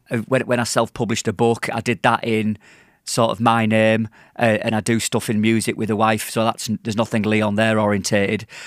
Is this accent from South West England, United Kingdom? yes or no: no; Yorkshire and the Humber, United Kingdom; now in Manchester, United Kingdom; I'm from Yorkshire. I've lived in Manchester for twenty-two years